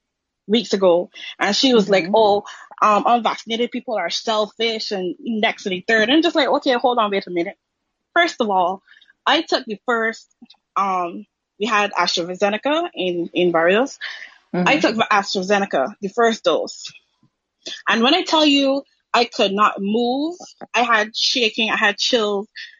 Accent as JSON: {"language": "English", "country": "Barbados", "said": "I'm from Barbados."}